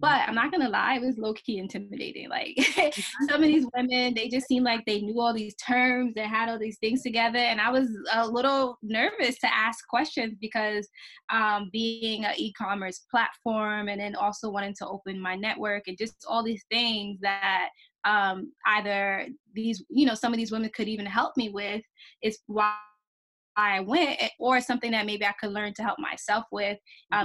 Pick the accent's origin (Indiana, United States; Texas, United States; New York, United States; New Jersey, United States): New York, United States; New York City; I'm from the Bronx too.